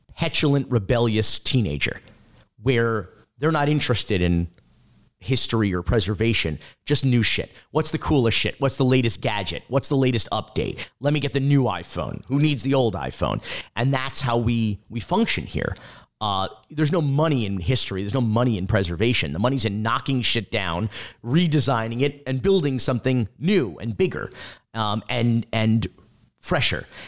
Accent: North Miami Beach, Florida, United States; also born or lived in Fort Myers, Florida; we moved down here to the North Miami Beach area

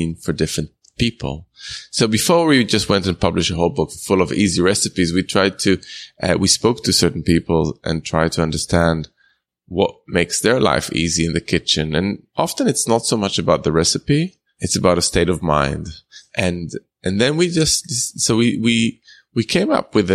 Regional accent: Jerusalem, Jerusalem District, Israel; I grew up in Israel, but they're from European descent. My dad is Italian. My mom's German

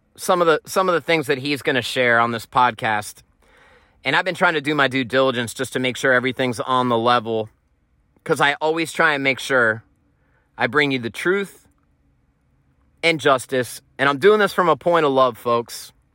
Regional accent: Pennsylvania, United States; Pennsylvania's my home state

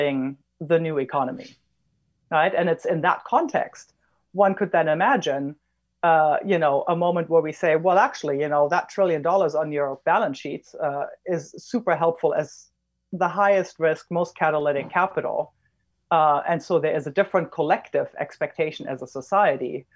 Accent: Germany; I'm German.

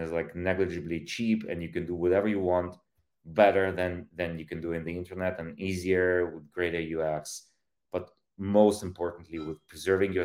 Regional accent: Ukraine; moved away; I was born in Soviet Union, in Soviet Ukraine. I grew up shortly after the collapse of these massively centralized state

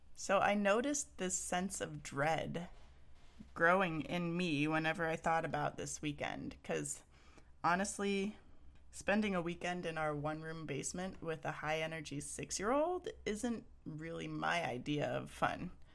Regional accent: Texas, United States; now in Pacific Northwest, United States; I'm from Texas

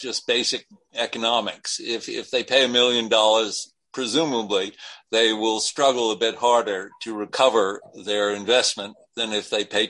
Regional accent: New England, United States; I come from New England. I know this philosophy.

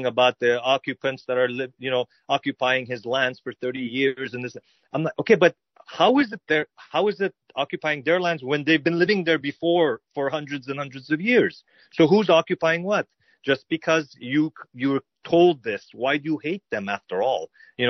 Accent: Canada; as an Armenian growing up in Canada, my parents were born in Beirut

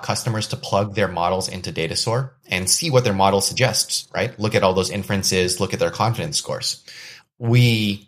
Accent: United States; I was born and raised in the States, which means I have family connections and ties to Indonesia

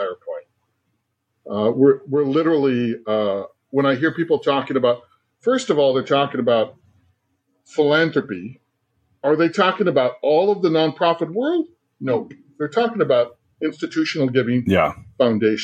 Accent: California, United States; I'm a Chicano from California and a proud father

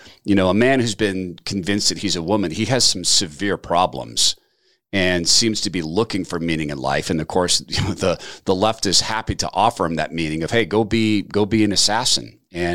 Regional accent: North Idaho, United States; also born or lived in Seattle, Washington; I live in North Idaho, but we came from Seattle, and this is my home. I grew up over here

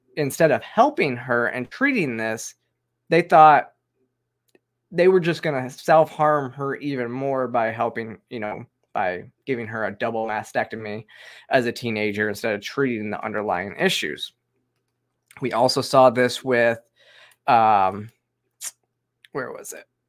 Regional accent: Michigan, United States; I'm from Michigan

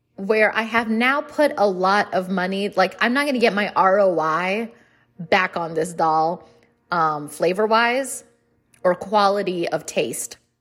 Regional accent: India; I'm Indian.

